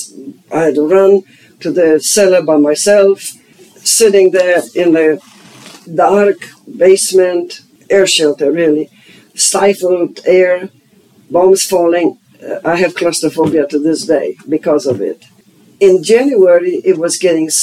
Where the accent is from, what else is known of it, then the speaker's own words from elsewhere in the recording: Silesian Voivodeship, Poland; English is a second language; moved away as an adult; also born or lived in Germany; now in United States; I was born in East Germany, the state of Silesia, that was German at the time.